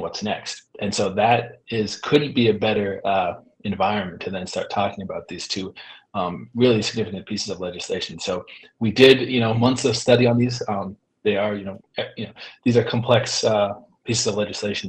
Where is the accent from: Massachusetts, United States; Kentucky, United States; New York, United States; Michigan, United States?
Massachusetts, United States; Pioneer Valley; I grew up in in the Pioneer Valley